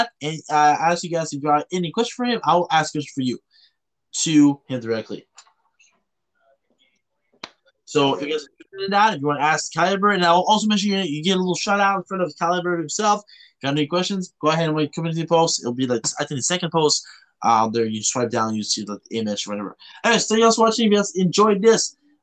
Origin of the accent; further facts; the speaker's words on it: Canada; now in Belgium; I'm a Canadian.